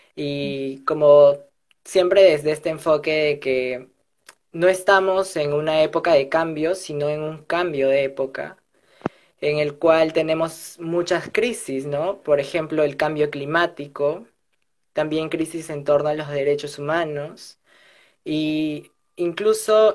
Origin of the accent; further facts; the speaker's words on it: Peru; now in Lima, Peru; soy del interior del país, no soy de Lima